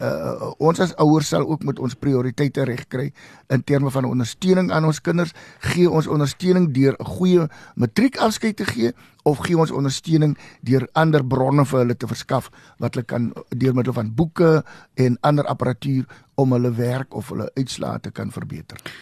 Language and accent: Afrikaans; Oudtshoorn, Western Cape, South Africa; also born or lived in Vryburg, Northern Cape; daarna het ek groot geword en my hoërskoolopleiding in Oudtshoorn gekry